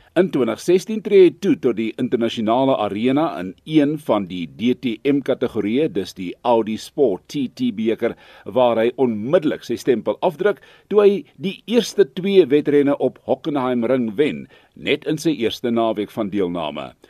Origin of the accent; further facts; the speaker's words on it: South Africa; ons Suid-Afrikaners